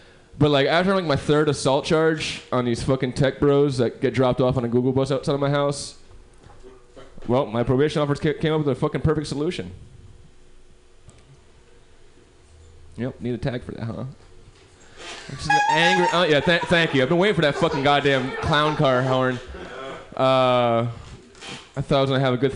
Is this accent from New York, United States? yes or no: yes; New York City, New York, United States; I'm from New York.